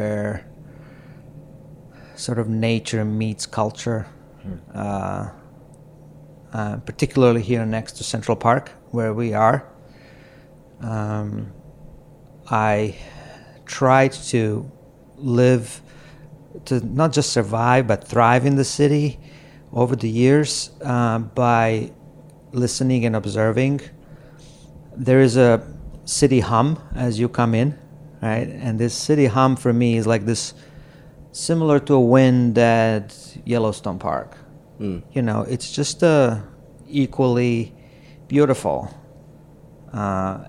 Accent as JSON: {"language": "English", "country": "Croatia", "also_born_or_lived": "California", "moved": "as an adult", "lives_now": "New York City, United States", "said": "I'm originally from Croatia. I came to the United States to the seminary and finished my graduate school here"}